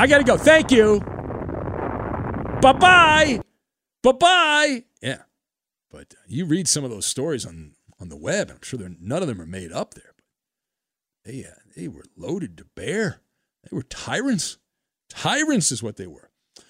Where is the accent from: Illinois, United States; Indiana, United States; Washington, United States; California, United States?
California, United States; Orange County; I was living in, you know, growing up in Orange County in California here.